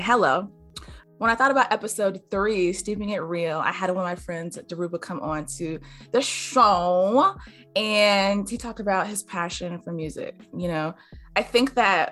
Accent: Greensboro, North Carolina, United States; I'm from Greensboro

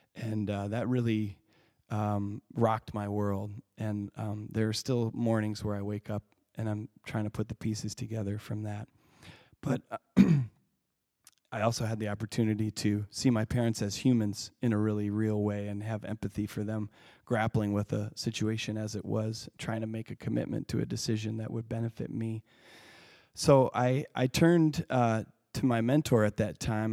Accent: Lake City, Michigan, United States; it was a pretty idyllic childhood I had growing up on Earthwork Farm

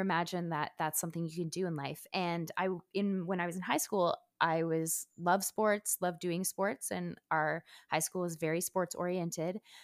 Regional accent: Montreal, Quebec, Canada; now in Los Angeles, United States; I'm originally from Montreal

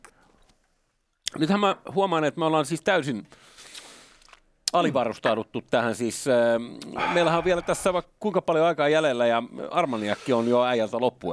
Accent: Finland; Nyt mä oon Suomesta

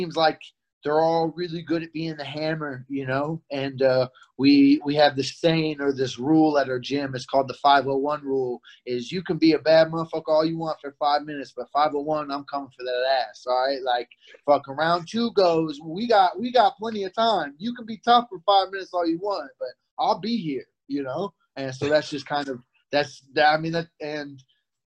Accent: Missouri, United States; I grew up in Missouri

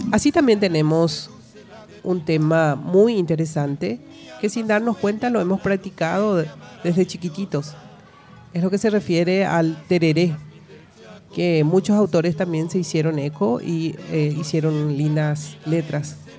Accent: Paraguay; nosotros somos paraguayos, tenemos nuestra propia forma de ser

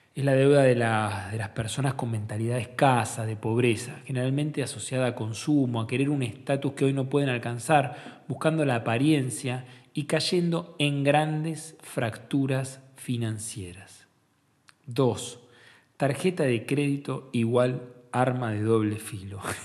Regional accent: Argentina

